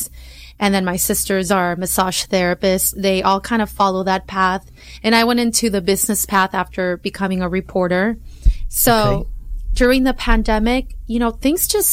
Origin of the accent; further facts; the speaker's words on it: Long Beach, California, United States; I was raised in Long Beach, went to school there my entire life